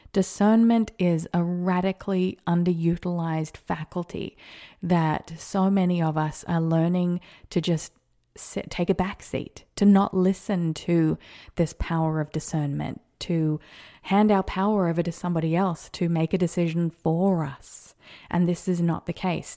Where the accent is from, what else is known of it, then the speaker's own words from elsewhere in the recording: Australia; also born or lived in America; now in United States; an Australian living in America